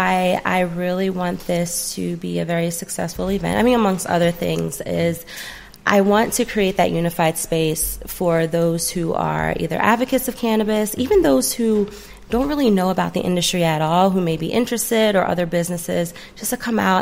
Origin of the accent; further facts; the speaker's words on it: New Jersey, United States; now in Paulding County, Georgia, United States; I'm from Jersey